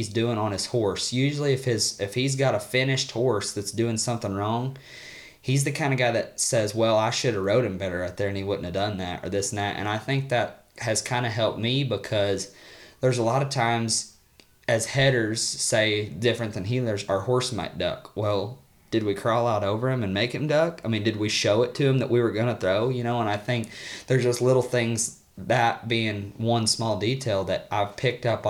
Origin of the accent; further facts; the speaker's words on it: Missouri, United States; moved away; I'm from Missouri